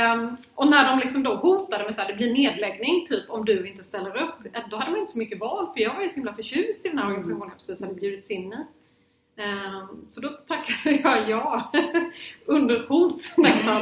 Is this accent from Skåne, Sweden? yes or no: yes; Lund, Skåne, Sweden; jag är från Lund och jag är uppvuxen i ett hem där politik alltid var närvarande